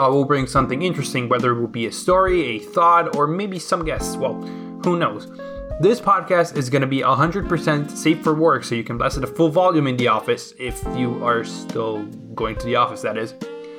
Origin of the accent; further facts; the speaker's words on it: Italy; now in Helsinki, Finland; born and raised in Italy, now based out of Helsinki, Finland.